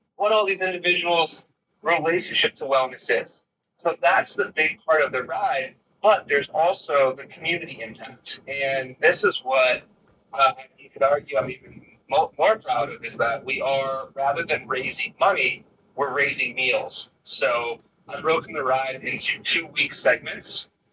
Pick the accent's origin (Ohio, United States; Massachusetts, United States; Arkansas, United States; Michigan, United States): Massachusetts, United States; Boston; now in Los Angeles, United States; my hometown in Boston